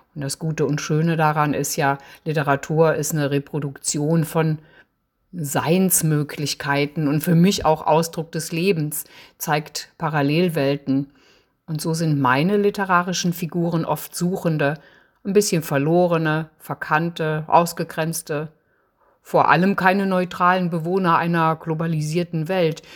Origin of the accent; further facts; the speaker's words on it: Eifel, Rhineland-Palatinate, Germany; moved away as an adult; now in Freiburg im Breisgau, Germany; Ich komme aus der Eifel, bin 1961 dort geboren und aufgewachsen.